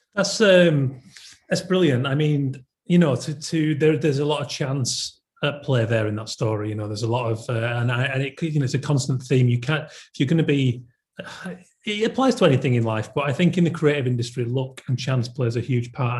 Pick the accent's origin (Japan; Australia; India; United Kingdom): United Kingdom; Yorkshire and the Humber; I'm from Yorkshire